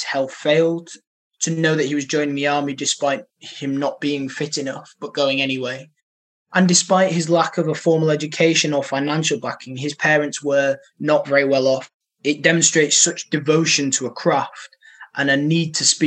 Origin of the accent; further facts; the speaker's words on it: Horbury, Yorkshire and the Humber, United Kingdom; moved away as an adult; now in Manchester, United Kingdom; Horbury is a massive part of my life. I grew up there